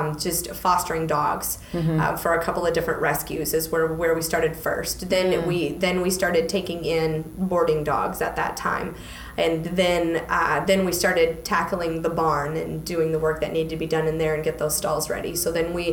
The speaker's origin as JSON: {"language": "English", "region": "Michigan", "country": "United States", "moved": "as an adult", "lives_now": "Clarksville, United States", "said": "I stayed here"}